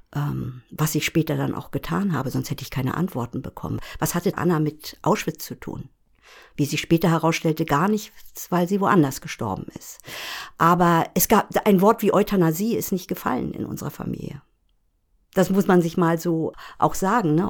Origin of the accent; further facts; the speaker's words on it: Bergen auf Rügen, Mecklenburg-Vorpommern, Germany; ich bin in Bergen auf Rügen aufgewachsen